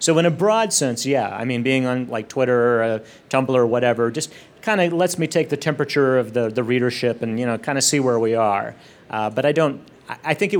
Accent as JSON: {"language": "English", "region": "Texas", "country": "United States", "said": "I'm from Texas"}